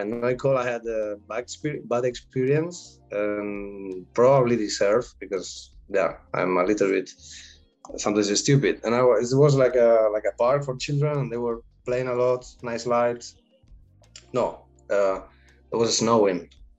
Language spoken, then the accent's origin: English; Spain; English is a second language; No, I come from Spain when the people is mostly shy, even though there's the rest of the world said, no, they're Spanish, flamenco, paella, oh, fiesta.